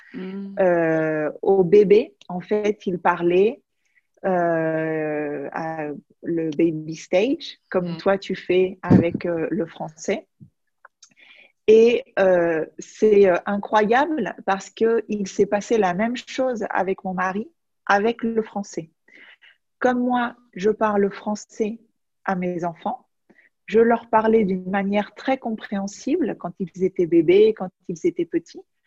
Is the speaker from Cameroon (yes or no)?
no; France; now in Majorca, Spain; je suis française, mais j'habite aux îles Baléares à Majorque